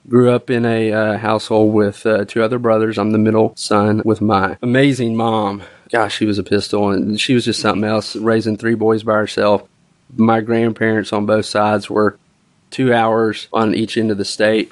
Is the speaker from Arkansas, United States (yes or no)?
yes; Little Rock, Arkansas, United States; I grew up here in Little Rock.